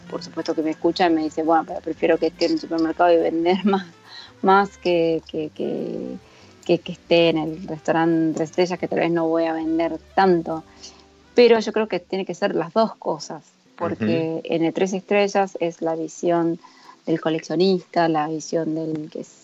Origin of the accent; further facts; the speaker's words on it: Argentina; no porque soy argentina